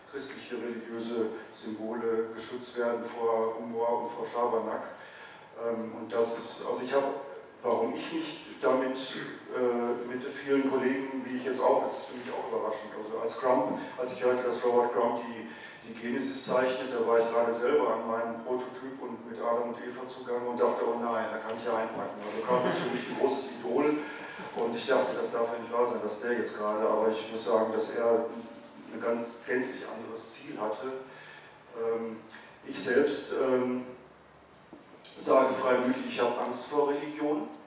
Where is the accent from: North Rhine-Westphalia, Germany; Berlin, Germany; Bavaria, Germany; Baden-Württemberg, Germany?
North Rhine-Westphalia, Germany; ich bin zwar katholisch aufgewachsen in Westfalen, in einem kleinen Dorf